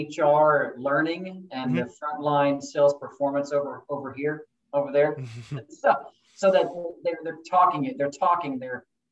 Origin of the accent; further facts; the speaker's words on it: Wichita, Kansas, United States; moved away as an adult; also born or lived in Los Angeles / New York; I'm a boomerang back from big cities, New York and LA. I was raised in Wichita, Kansas. Grew up here, family, everybody's here. And I headed out to LA right out of high school